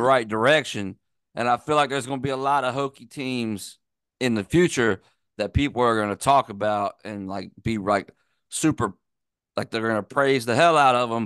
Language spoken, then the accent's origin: English; Virginia, United States; I'm from Virginia